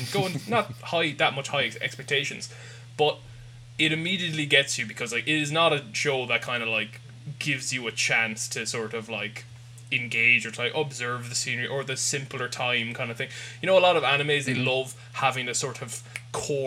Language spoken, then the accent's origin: English; Ireland; we're all Irish